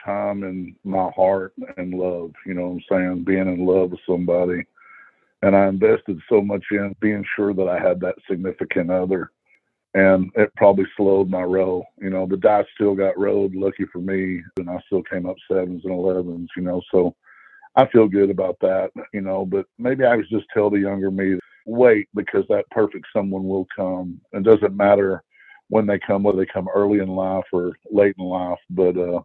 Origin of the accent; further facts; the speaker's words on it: Texas, United States; I'm from Texas